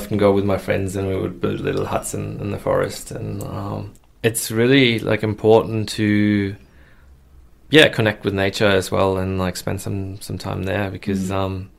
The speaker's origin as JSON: {"language": "English", "country": "Germany", "also_born_or_lived": "United States", "moved": "yes", "said": "I'm originally from Germany, and I went on a high school exchange to America"}